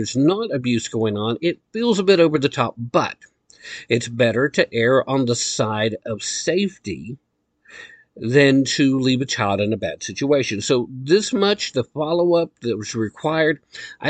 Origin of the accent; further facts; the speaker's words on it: Tennessee, United States; here in my home state of Tennessee